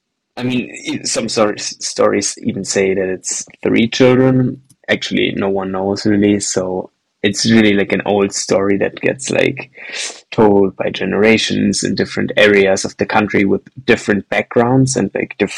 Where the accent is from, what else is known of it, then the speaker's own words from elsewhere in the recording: Germany; Here in Germany, where I grew up in Germany